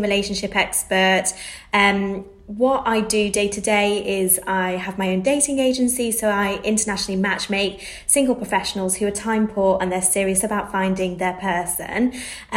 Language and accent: English; Manchester, North West England, United Kingdom; moved away as an adult; now in London, United Kingdom; I'm from Manchester. I moved to London